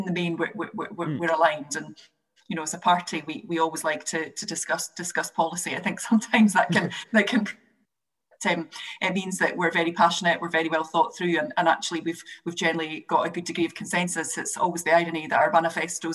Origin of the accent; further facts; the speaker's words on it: Scotland, United Kingdom; as a Scot